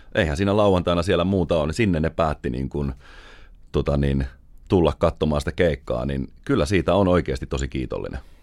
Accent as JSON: {"language": "Finnish", "country": "Finland", "said": "me ollaan Suomesta"}